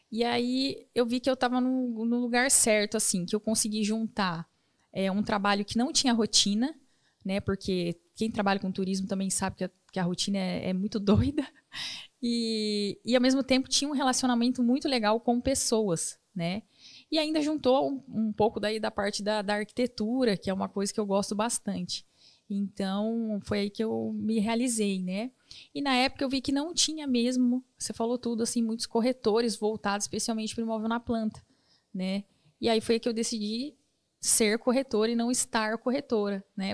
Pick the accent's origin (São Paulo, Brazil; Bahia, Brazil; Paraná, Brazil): Paraná, Brazil; Cascavel; moved away as an adult; now in Maringá, Brazil; Eu sou de Cascavel, nascida em Cascavel